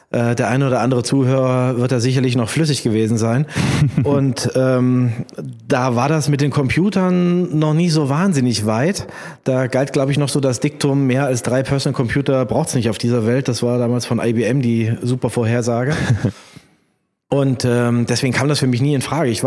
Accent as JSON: {"language": "German", "town": "Kassel", "region": "Hesse", "country": "Germany", "tie": "born there", "lives_now": "Mainz, Germany", "said": "ich bin geboren in Kassel, habe in Mainz studiert und äh, bin in Mainz hängen geblieben."}